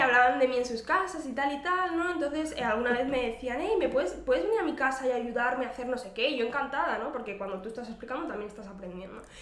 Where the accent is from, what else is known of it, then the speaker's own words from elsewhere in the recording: Terrassa, Catalonia, Spain; yo, soy, de Tarrasa, que es eh, un municipio de la provincia de Barcelona, está a 35 kilómetros aproximadamente de, la ciudad de Barcelona. Y bueno, eh, crecí